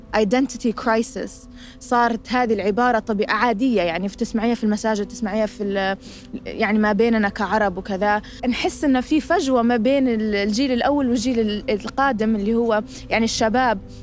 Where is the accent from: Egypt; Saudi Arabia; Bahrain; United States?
United States; Fairfax County, Virginia; انولدت هنا وكبرت هنا